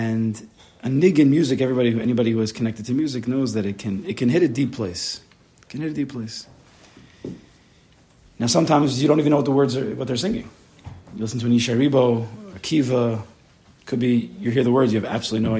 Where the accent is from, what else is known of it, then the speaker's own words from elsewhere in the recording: West Hempstead, New York, United States; I grew up in West Hempstead